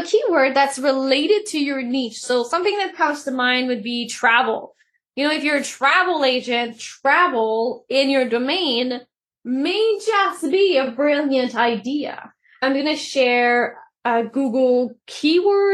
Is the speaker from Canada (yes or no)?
yes; Canada; I'm Canadian